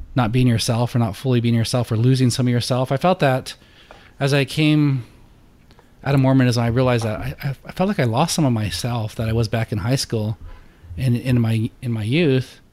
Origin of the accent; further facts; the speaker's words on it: Colorado, United States; moved away as an adult; now in Houston, United States; I grew up in Colorado there, and there's always the foothills and the mountains you could go up to.